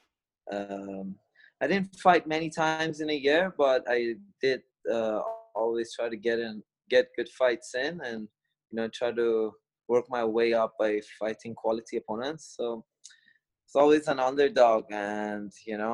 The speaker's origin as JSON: {"language": "English", "region": "Kuala Lumpur", "country": "Malaysia", "tie": "born or raised there", "said": "I grew up in Kuala Lumpur, Malaysia"}